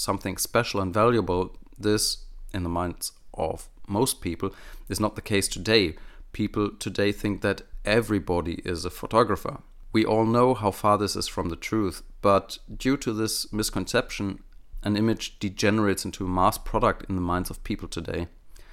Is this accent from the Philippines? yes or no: no; Germany; accent: German; first language German; English is a second language; my native German speaking skills